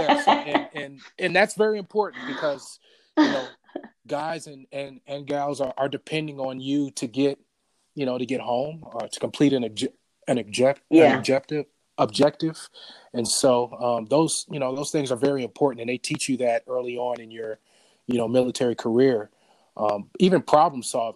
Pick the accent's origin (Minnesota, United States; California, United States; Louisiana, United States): California, United States; Bay Area; Born and raised in the Bay Area.